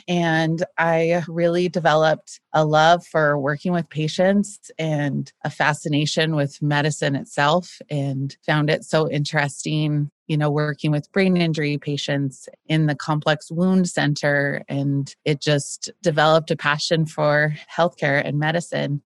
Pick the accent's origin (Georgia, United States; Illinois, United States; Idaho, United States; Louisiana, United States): Idaho, United States; Boise; my growing up in Boise